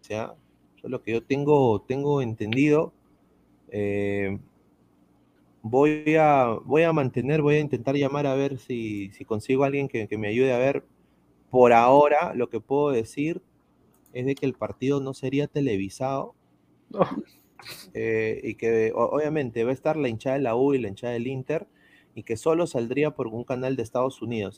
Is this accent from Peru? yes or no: yes; Peru; now in Orlando, United States; yo soy peruano